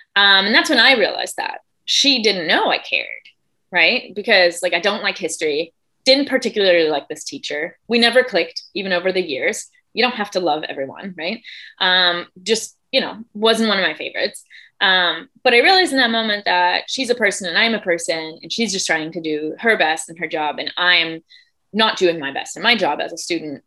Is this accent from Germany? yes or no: yes; Germany; moved away; I grew up in Germany. I'm from Germany, uh, born and raised